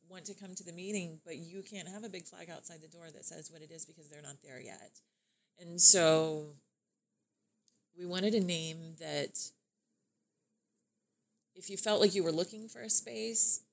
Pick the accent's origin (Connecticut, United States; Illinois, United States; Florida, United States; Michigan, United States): Florida, United States; Lakeland; Born and raised in Lakeland